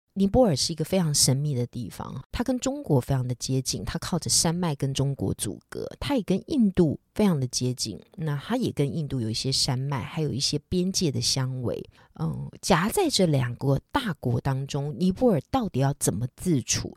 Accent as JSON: {"language": "Chinese", "country": "Taiwan", "said": "我们台湾人"}